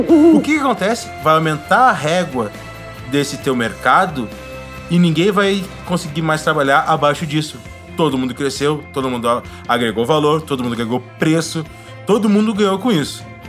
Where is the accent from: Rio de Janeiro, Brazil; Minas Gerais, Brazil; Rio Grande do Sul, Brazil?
Rio Grande do Sul, Brazil; Porto Alegre; moved away; lá da onde eu vim, em Porto Alegre